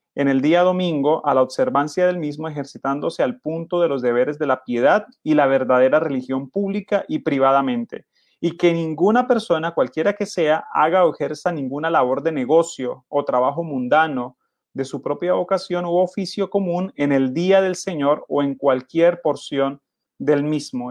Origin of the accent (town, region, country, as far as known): Colombia